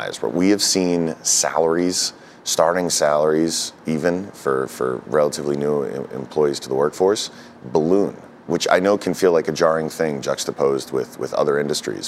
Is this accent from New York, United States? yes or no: yes; New York City, New York, United States; I'm a New Yorker. I was born in Fort Greene